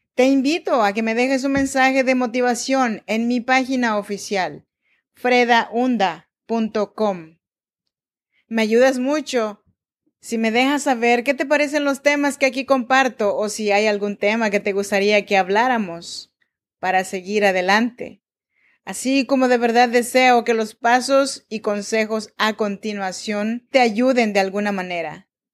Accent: Oaxaca, Mexico; now in Sacramento, United States; Yo soy nacida en Oaxaca, México, en la región de Chinantecos

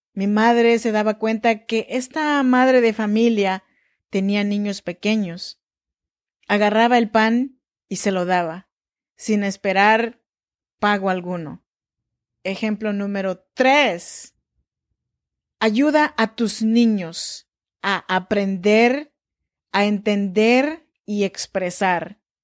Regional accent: Chinantla region, Oaxaca, Mexico; Yo soy mexicana, eh, oaxaqueña, de la región chinanteca

